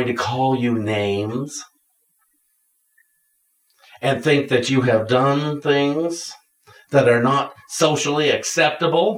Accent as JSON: {"language": "English", "town": "Washington", "region": "Pennsylvania", "country": "United States", "also_born_or_lived": "Connecticut", "moved": "yes", "said": "We come from Washington, Pennsylvania."}